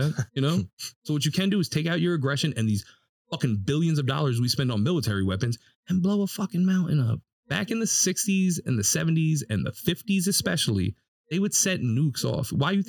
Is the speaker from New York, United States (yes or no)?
yes; New York City, New York, United States; As a New Yorker